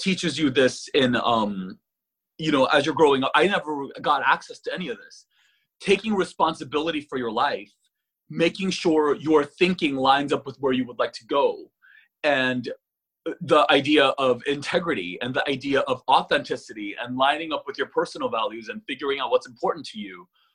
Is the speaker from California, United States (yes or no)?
yes; California, United States; accent: valley girl; also born or lived in Korea; I'm a Californian.